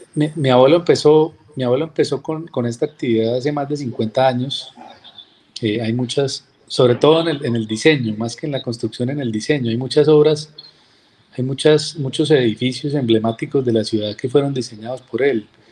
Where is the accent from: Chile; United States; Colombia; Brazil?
Colombia; Cúcuta, Norte de Santander; Yo soy cucuteño, yo nací acá en la ciudad